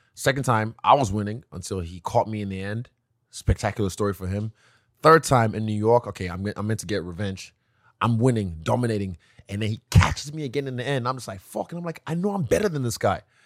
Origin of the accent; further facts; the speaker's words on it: Nigeria; moved away; also born or lived in New Zealand / China; I come from a nice family, uh, a, a very, uh, affluent family in Nigeria